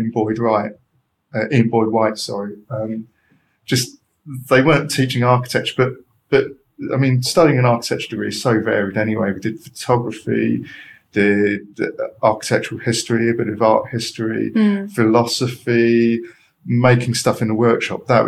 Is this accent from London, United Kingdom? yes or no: yes; London, United Kingdom; also born or lived in Edinburgh; I'm a Londoner